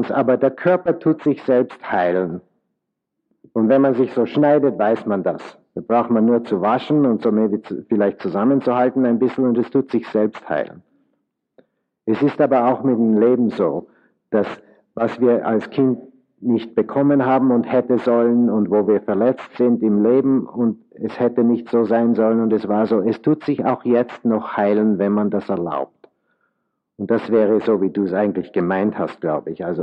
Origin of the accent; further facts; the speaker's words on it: Vienna, Austria; now in United States; Da braucht man nicht zu spekulieren. Äh, ich äh, bin aus Wien